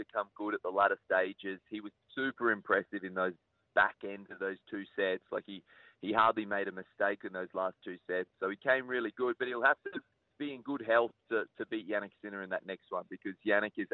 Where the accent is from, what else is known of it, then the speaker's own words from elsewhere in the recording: Queensland, Australia; being a Queenslander